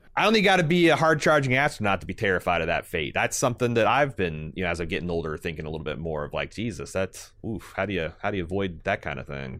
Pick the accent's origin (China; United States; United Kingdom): United States; Indiana; I'm from Indiana, and they all talk about the corn, but in, in, in my hometown, it was, it was beans